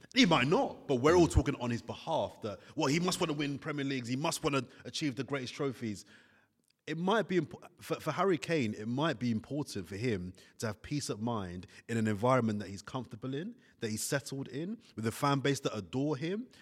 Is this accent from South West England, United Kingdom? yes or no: no; London, United Kingdom; also born or lived in Italy; where I come from, I'm from Brixton